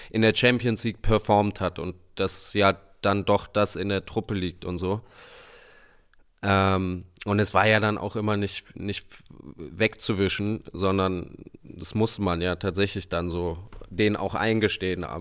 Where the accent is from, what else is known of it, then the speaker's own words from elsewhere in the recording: Berlin, Germany; Also ich muss echt sagen, ich auch als Berliner nicht so leicht zu sagen